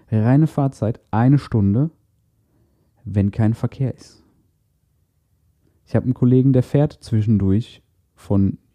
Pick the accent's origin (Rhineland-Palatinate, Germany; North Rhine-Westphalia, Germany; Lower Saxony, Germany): North Rhine-Westphalia, Germany; Castrop-Rauxel; Ich bin immer von, von Kastrop, von meiner Heimatstadt aus nach Essen gependelt.